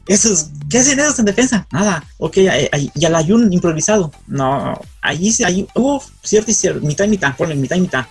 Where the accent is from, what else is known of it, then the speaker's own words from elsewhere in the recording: Morelia, Michoacán, Mexico; yo soy de, yo soy de Morelia, Michoacán